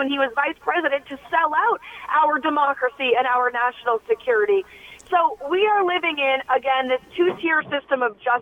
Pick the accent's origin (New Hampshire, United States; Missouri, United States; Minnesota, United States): New Hampshire, United States; I'm up here in New Hampshire, which is my home state